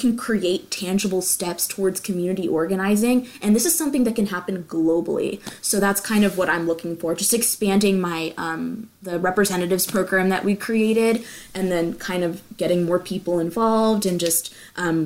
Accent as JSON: {"language": "English", "town": "Frisco", "region": "Texas", "country": "United States", "said": "I'm from Frisco, Texas."}